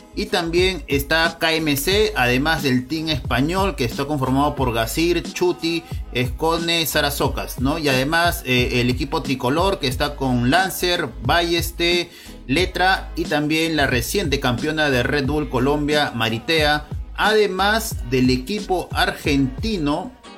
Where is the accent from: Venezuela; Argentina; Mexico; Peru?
Peru; como peruano